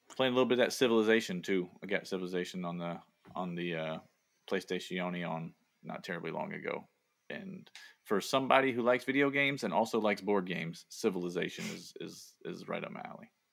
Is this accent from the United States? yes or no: yes; the South, United States; accent: Southern; moved away as an adult; now in Boston, United States; I have a Southern accent, but it's not even close to a thick Southern accent